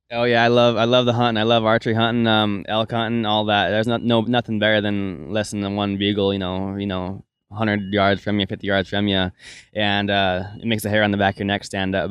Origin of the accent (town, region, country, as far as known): Melstone, Montana, United States; born or raised there